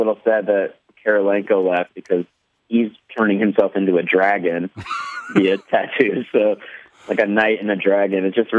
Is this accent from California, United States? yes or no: no; Minnesota, United States; moved away as an adult; also born or lived in Albuquerque, New Mexico; now in Los Angeles, United States; I moved to Minnesota when I was a kid, so I don't think I was indoctrinated properly with Minnesota niceness.